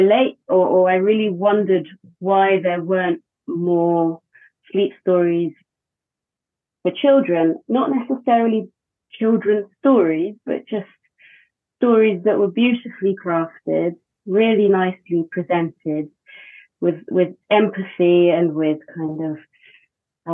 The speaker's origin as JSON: {"language": "English", "country": "United Kingdom", "lives_now": "Wales, United Kingdom", "said": "I'm British"}